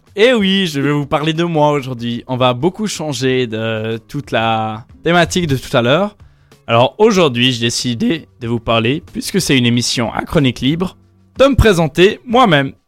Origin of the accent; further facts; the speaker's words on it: Yverdon-les-Bains, Vaud, Switzerland; also born or lived in Lausanne / Echallens; Je suis né à Lausanne. Après avoir, après avoir vécu 6 mois à Échalon, j'ai vécu toute ma vie à hiver dans les bains